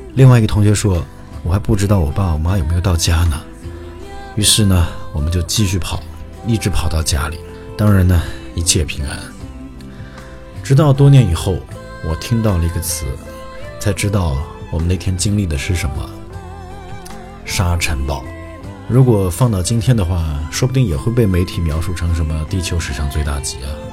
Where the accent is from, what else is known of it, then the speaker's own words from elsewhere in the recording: a small city in western Inner Mongolia, China; now in Japan; 我出生在内蒙古西部的一个小城市，啊，那边没有草原，也没有骑马上学